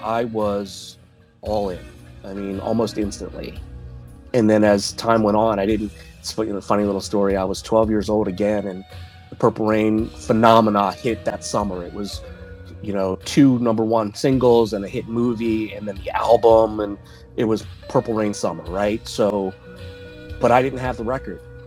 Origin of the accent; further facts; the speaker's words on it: Baltimore, Maryland, United States; now in Virginia, United States; I now live in Virginia, but I grew up in Baltimore.